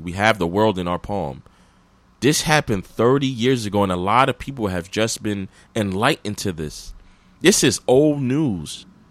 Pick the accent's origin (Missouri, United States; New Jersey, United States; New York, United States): New York, United States; New York City; also born or lived in Flatbush, Brooklyn; I always lived in Brooklyn. I was, my, we grew up, my family, we grew up in Mill Basin